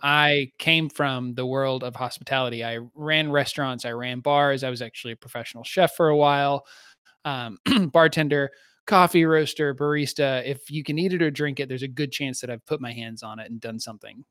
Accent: Southeast, United States; I grew up in the Southeast, which is a, which has its own distinct culture

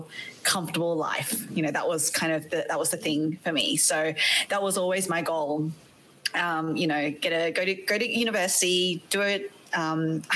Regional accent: Australia; accent: Australian; also born or lived in Malaysia; now in United States; You might be able to tell from my accent that I'm not from the States. I am actually Aussie

